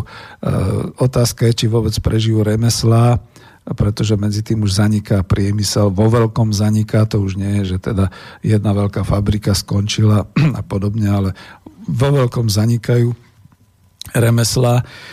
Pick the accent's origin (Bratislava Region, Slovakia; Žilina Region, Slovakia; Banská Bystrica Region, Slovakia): Bratislava Region, Slovakia; Bratislava; ako Bratislavčan